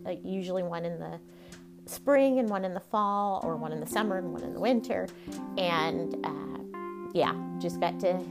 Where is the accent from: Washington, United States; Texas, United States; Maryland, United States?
Texas, United States; If you can't tell by the accent, I am born and raised in Texas.